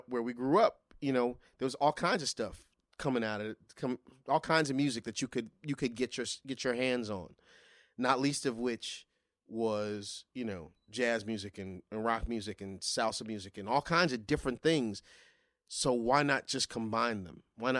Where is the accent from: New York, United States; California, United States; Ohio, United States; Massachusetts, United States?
New York, United States; Crown Heights; Turns out he lives 6 blocks away from me. We're both from Crown Heights.